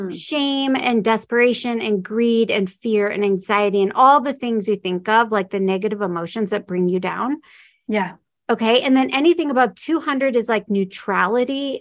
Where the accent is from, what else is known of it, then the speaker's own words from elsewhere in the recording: Omaha, Nebraska, United States; moved away as an adult; also born or lived in Florida; I'm from Omaha, Nebraska. So I was a long ways from home.